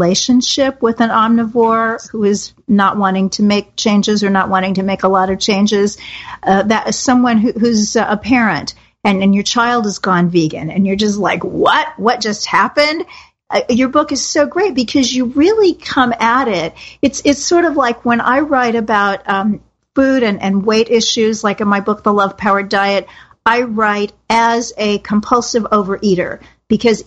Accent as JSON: {"language": "English", "town": "Kansas City", "region": "Missouri", "country": "United States", "said": "I'm from Kansas City, Missouri, known for steak and barbecue"}